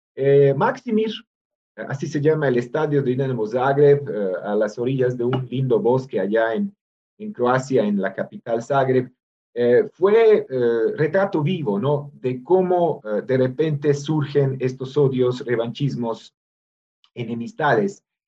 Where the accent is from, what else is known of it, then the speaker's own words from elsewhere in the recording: Novi Sad, Vojvodina, Serbia; moved away as an adult; also born or lived in Belgrade, Serbia; now in Mexico; mi ciudad natal, Voivodina